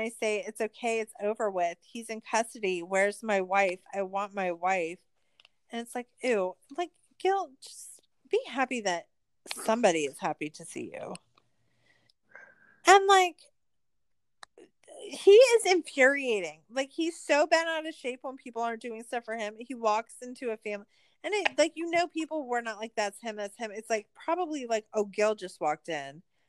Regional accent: El Paso, Texas, United States; They happened to be people that I knew because I grew up in El Paso and I went to the University of Texas at El Paso and most of my friends became lawyers.

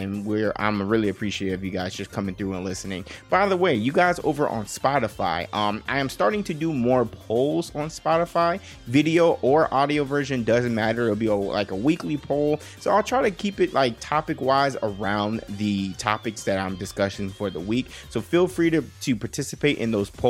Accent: Las Vegas, Nevada, United States; I'm born and raised in Las Vegas. I am a true Las Vegas son

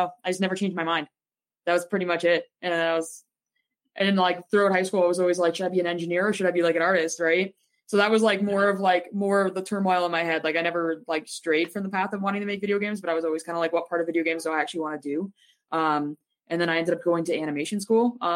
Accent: Toronto, Ontario, Canada; I was from Toronto

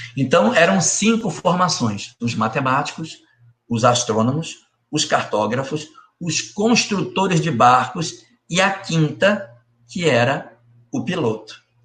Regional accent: Brazil

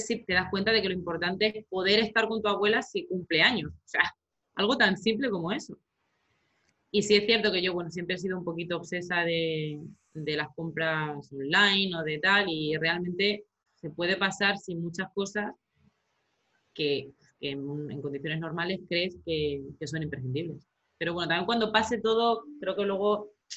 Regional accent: Romangordo, Extremadura, Spain

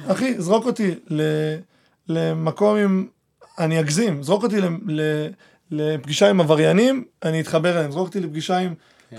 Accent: Argentina; also born or lived in Petah Tikva; now in Israel; עכשיו אני ארגנטינאי

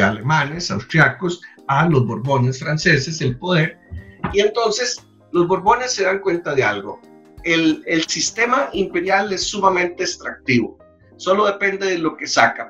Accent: San José, Costa Rica; A mucho orgullo lo digo como josefino, un josefino. A mucho orgullo lo digo como costarricense.

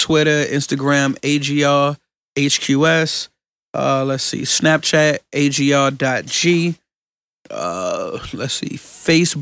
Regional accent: Richmond, Virginia, United States; I'm from Richmond

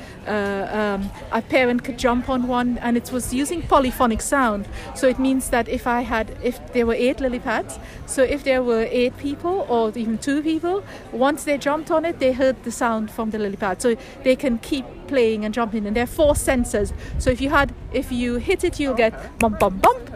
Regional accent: Trinidad & Tobago; moved away as an adult; now in United Kingdom; I grew up in Trinidad and Tobago for 25 years

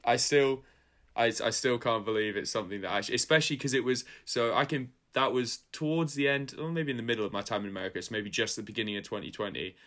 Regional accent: Scotland, United Kingdom; I'm from Scotland

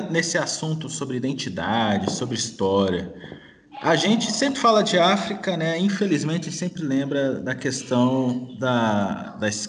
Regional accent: Volta Redonda, Rio de Janeiro, Brazil; now in Pará, Brazil; Eu aqui moro no Pará, mas eu sou de Volta Redonda.

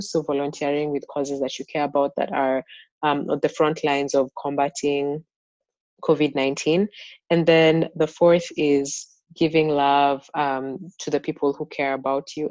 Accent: Kenya; moved away; i grew up in Kenya.

